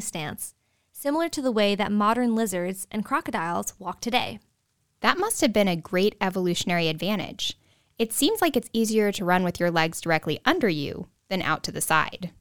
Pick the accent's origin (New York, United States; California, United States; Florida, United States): New York, United States; I'm a New Yorker